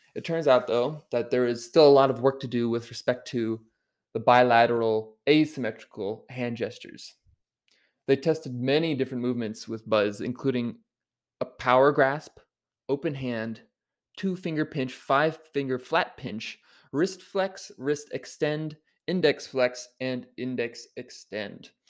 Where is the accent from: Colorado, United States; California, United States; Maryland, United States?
Maryland, United States; Baltimore, Maryland, my home state